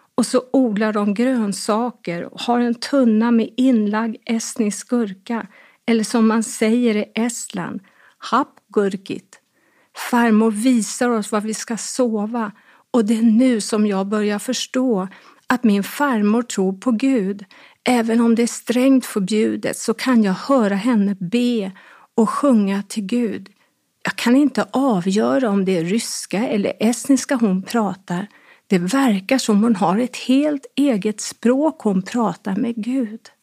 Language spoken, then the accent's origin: Swedish; Stockholm County, Sweden; also born or lived in Farsta / Brandbergen; Hemma i Sverige passerade tiden och jag växte upp.